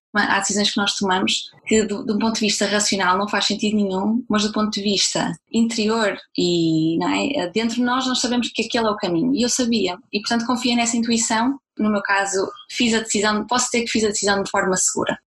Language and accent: Portuguese; Braga, Norte, Portugal; moved away as an adult; also born or lived in Germany; eu estava a viver em Portugal, eu sou de Braga